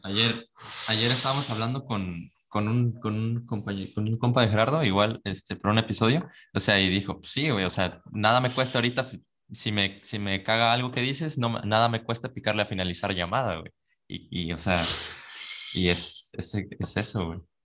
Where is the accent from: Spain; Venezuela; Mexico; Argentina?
Mexico; Veracruz; nosotros somos de Veracruz